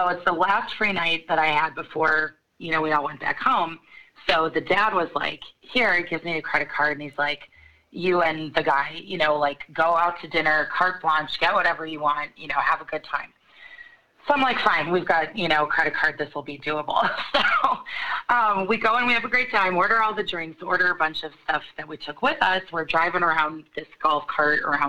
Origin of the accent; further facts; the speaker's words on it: Chicago, Illinois, United States; I'm from Chicago, and I got out of college